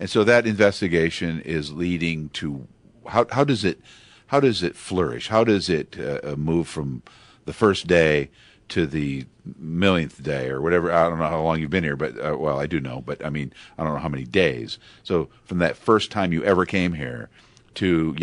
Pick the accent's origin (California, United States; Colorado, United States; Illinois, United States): Illinois, United States; Pekin; I grew up in Pekin, Illinois, down the way